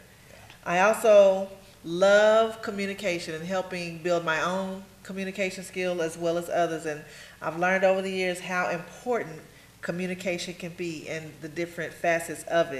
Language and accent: English; Enid, Oklahoma, United States; I'm originally from Enid, Oklahoma. You cannot just blink anymore and get through it